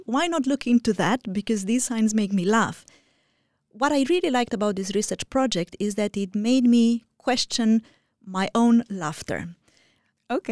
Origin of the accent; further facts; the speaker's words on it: Romania; moved away; I am originally from Romania